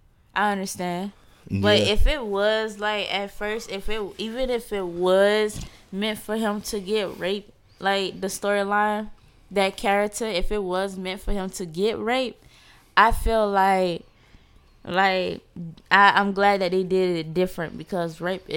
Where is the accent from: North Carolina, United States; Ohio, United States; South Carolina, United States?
South Carolina, United States; I'm from South Carolina.